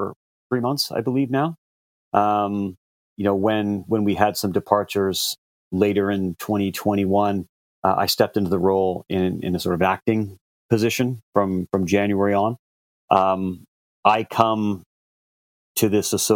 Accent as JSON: {"language": "English", "country": "Canada", "said": "as a Canadian"}